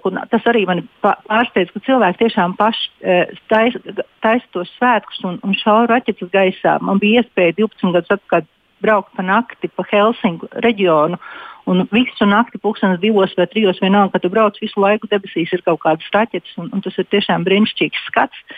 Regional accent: Dobele, Dobele Municipality, Latvia; now in Loimaa, Finland; Latvijā es nāku no Dobelas, un es esmu tādā pašā pilsētiņā kā Dobelas, Somijā.

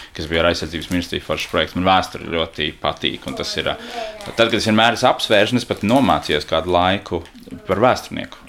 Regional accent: Riga, Latvia; Es purciemā esmu audis, jā. Es arī rīdzinieks esmu

